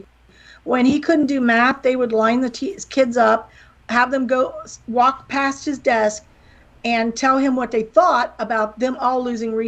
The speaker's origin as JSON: {"language": "English", "area": "near Pittsburgh", "region": "West Virginia", "country": "United States", "tie": "born or raised there", "accent": "little southern accent", "moved": "as an adult", "lives_now": "Florida, United States", "said": "I'm from West Virginia. I barely speak English"}